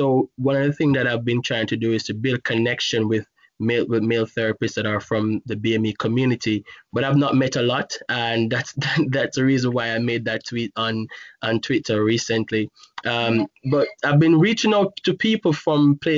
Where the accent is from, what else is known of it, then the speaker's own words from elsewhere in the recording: Jamaica; moved away; growing up in Jamaica